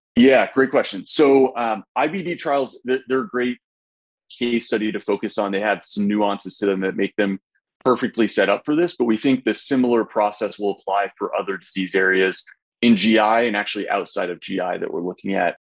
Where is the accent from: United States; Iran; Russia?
United States; Indianapolis, Indiana; my hometown of Indianapolis